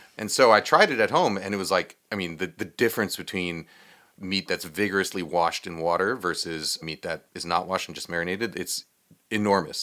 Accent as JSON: {"language": "English", "region": "New York", "country": "United States", "tie": "born or raised there", "said": "I grew up in New York"}